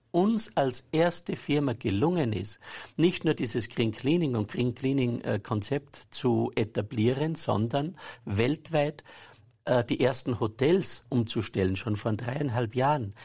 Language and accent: German; Saalbach-Hinterglemm, Salzburg, Austria; Ich bin aus Salbach-Hinterglemm. Ja und bin dort am Berg aufgewachsen